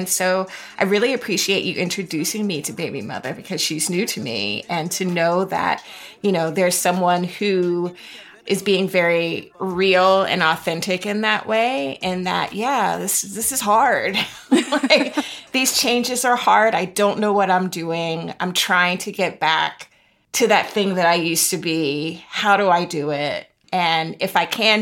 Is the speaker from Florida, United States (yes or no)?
yes; Florida, United States; I'm from Florida